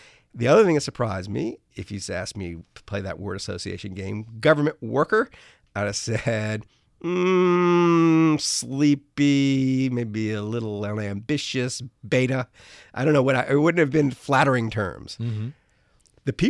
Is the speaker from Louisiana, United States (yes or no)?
yes; New Orleans, Louisiana, United States; I grew up in New Orleans. So, you know, hurricanes when I was a kid, used to like come out of nowhere and you didn't know where they were going to hit.